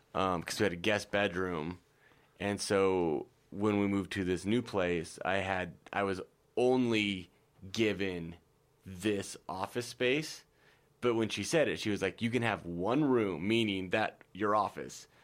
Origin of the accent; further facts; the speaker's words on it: Nebraska, United States; I'm from Nebraska